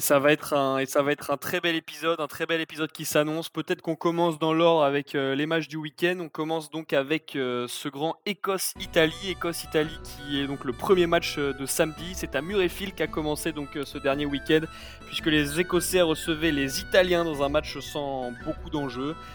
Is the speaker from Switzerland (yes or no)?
no; France; on est français